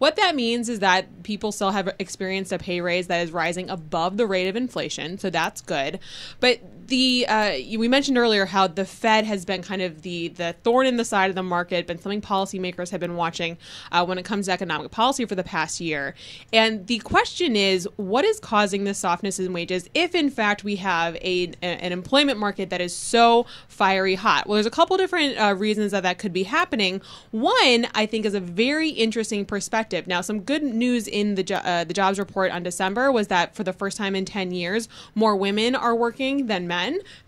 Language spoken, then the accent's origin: English; Wisconsin, United States; You know, I'm from Wisconsin, so like when you get nice weather in January, you take advantage of it.